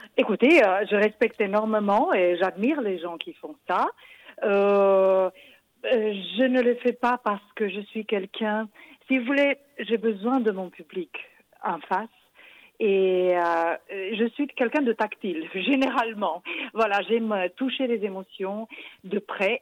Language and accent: French; Romania; moved away; mon pays d'origine, qui est la Roumanie